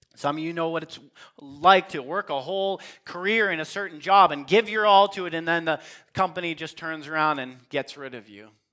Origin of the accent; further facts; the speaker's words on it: Western Canada, Canada; as Canadian Christians